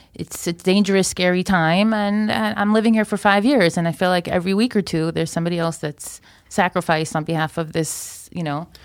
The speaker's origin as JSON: {"language": "English", "region": "Florida", "country": "United States", "tie": "born or raised there", "moved": "as an adult", "lives_now": "Israel", "said": "I grew up in Florida. I made L A five years ago."}